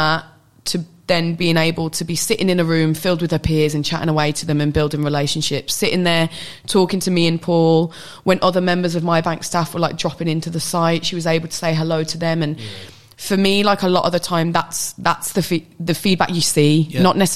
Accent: United Kingdom; who's grown up in the UK

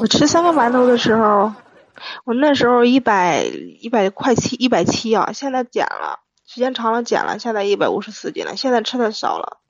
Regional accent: Shijiazhuang, Hebei, China; 石家庄的

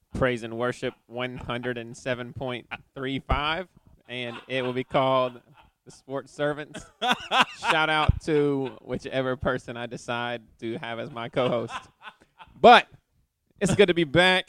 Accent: East Tennessee, United States; I'm from East Tennessee

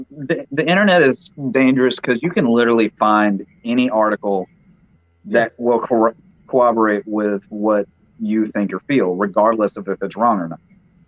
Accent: the South, United States; I was born and raised here in the South, and there are certain things about it that I like.

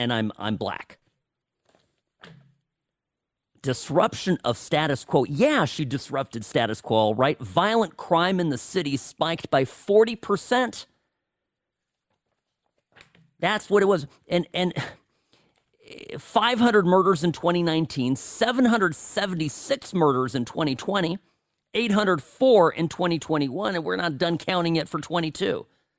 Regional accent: Evanston, Illinois, United States; born there; I care a little bit about Chicago because I was born there. I was born outside of Chicago in Evanston, Illinois.

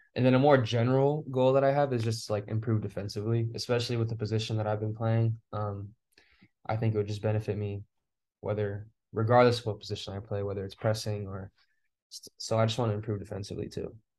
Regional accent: Fresno, California, United States; moved away; I'm from Fresno, California, and, like, it's, like, in the center of California

